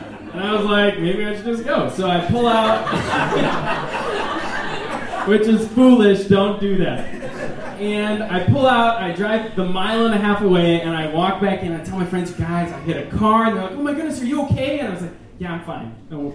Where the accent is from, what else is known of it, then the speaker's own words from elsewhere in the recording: Minnesota, United States; I'm from Minnesota